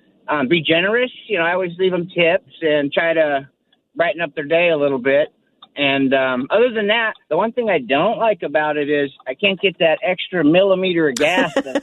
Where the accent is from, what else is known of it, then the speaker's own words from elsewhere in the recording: Hawaii, United States; But we like it here. It's a good move, and not the warmest welcome. But we don't tell people we're from Hawaii anymore.